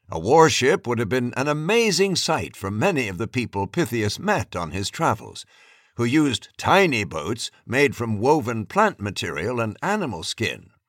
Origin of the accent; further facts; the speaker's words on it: New York, United States; As a young girl growing up in Harlem in New York, USA, I did not know that I would reach the North and South Poles in my 70s